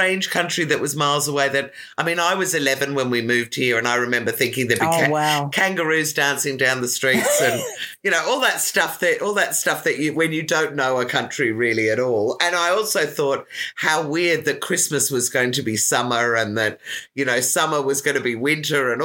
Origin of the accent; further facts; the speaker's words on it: Ireland; now in Australia; I come from Ireland